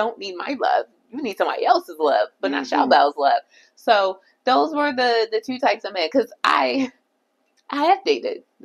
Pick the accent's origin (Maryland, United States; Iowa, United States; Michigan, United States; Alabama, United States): Maryland, United States; Baltimore; moved away; also born or lived in Jamaica (family); when I lived in Baltimore, so I'm originally from Baltimore